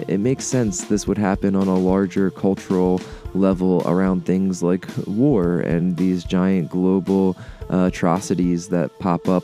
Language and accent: English; Delaware, United States; the local strangeness of my home state, the small wonder here